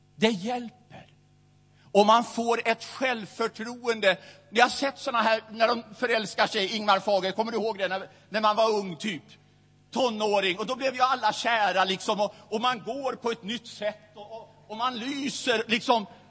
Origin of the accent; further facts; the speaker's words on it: Västerås, Västmanland, Sweden; i Missionskyrkan i Västerås, där jag växte upp.